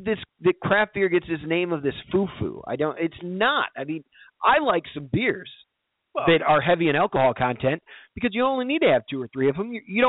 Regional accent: Kirkland, Illinois, United States; I'm from Kirkland, Illinois, man.

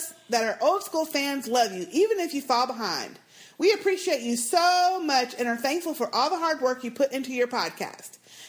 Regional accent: Australia; Now, Tim from Australia, I am also from Australia.

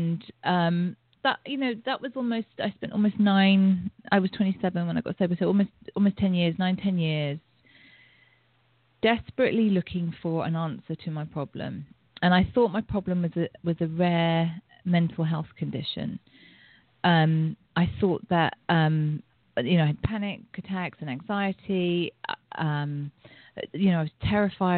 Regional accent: England, United Kingdom; I grew up in England

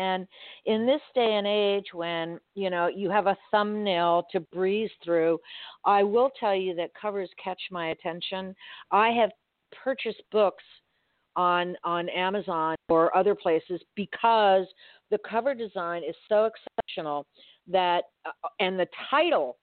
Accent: Miami, Florida, United States; I was born and raised in Miami with my brothers

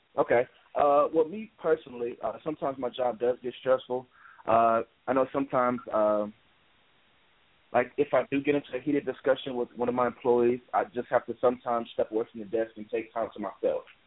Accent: Memphis, Tennessee, United States; also born or lived in Minneapolis, Minnesota; I was born and raised in Memphis

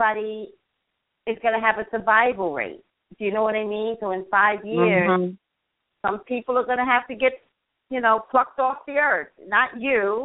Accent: New York City, New York, United States; moved away; I came from the Gothic section of the Bronx.

